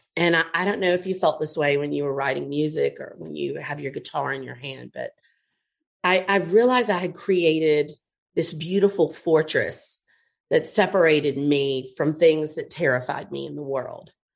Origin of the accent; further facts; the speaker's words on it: Montgomery, Alabama, United States; now in New Orleans, United States; I grew up in Montgomery